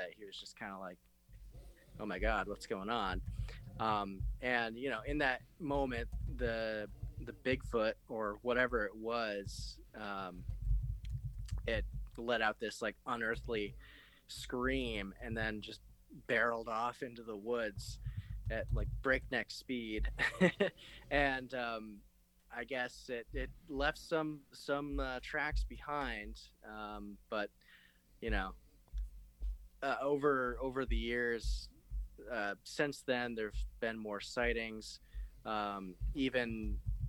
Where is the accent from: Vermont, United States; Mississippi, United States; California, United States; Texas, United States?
Vermont, United States; I am from Vermont